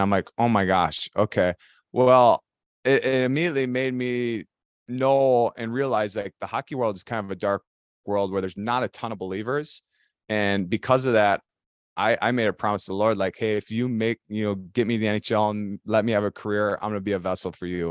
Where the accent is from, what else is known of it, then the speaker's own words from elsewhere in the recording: Elk River, Minnesota, United States; I grew up in Elk River, which is a, you know, just a blue collar, hockey centered city here in Minnesota